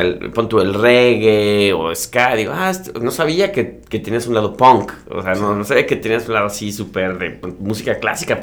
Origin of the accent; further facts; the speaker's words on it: Mexico; yo digo de México